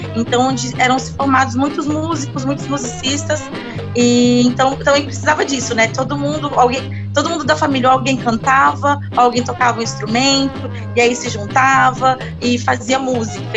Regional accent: Brasília, Federal District, Brazil; eu sou de Brasília, nasci em Brasília

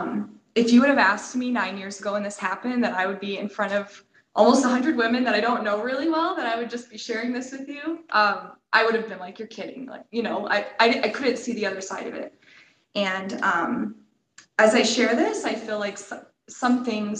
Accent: Cleveland, Ohio, United States; moved away as an adult; also born or lived in California / Colorado; I grew up in the Cleveland area

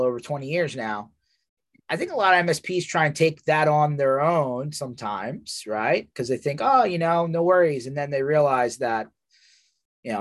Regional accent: Philadelphia area, Pennsylvania, United States; I'm from Philly area

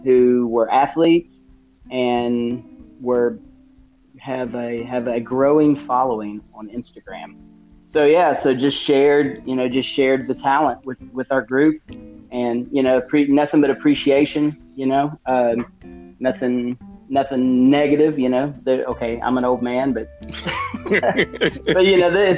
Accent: West Virginia, United States; I'm from West Virginia

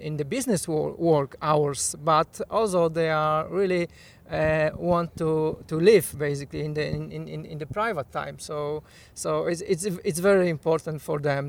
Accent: Poland; English is a second language; moved away as an adult; now in United Kingdom; I'm originally from Poland, but I'm living in UK since 2015.

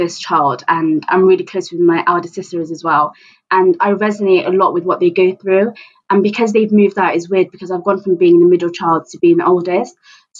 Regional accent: Bristol, South West England, United Kingdom; I'm from Bristol

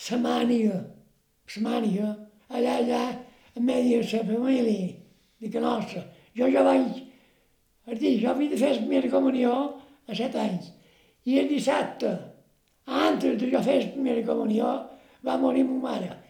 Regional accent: Bunyola, Balearic Islands, Spain; born there; el 2 d'agost del 22, vaig néixer a Bunyola.

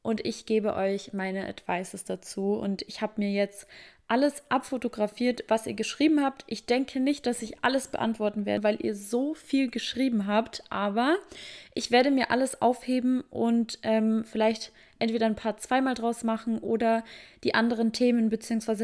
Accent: Germany; bei uns in Deutschland

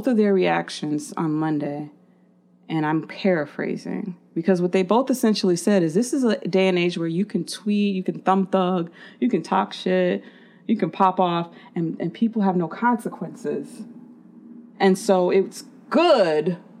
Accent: Chicago, Illinois, United States; I'm from Chicago

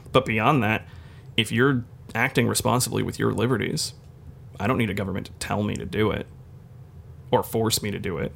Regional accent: United States; as an American

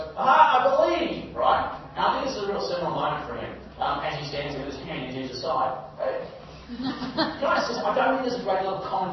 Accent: Malaysia; I grew up in Malaysia, where Buddhism and Hinduism were extremely popular

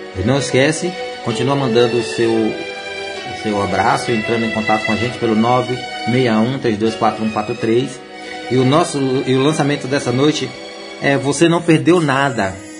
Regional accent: Jequié, Bahia, Brazil; Jequié é minha terra. Tá? É minha terra, Bahia

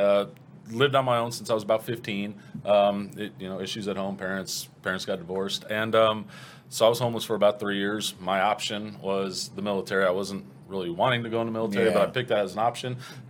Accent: Cleveland, Ohio, United States; born there; and I was born in Cleveland.

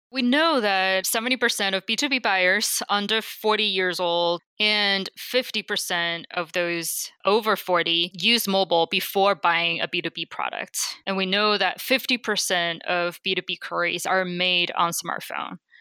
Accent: China; moved away as an adult; also born or lived in Beijing; now in United States; I grew up in China

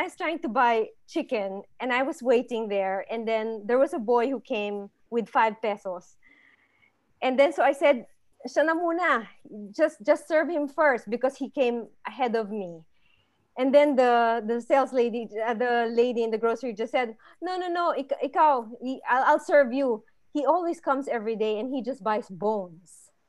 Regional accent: Philippines; My husband's German, I'm Filipino, my kids are American, right?

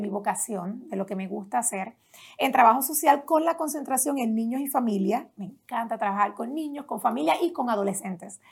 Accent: Las Piedras, Puerto Rico; Allá en Puerto Rico crecí en un pueblo pequeño

